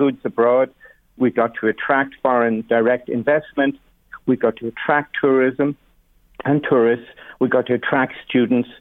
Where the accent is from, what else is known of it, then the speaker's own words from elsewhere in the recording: Dundalk, County Louth, Ireland; also born or lived in Drogheda / Carlingford; I was born in Drogheda, of course, like so many people in County Louth, but brought up in Dundalk, living in Carlingford now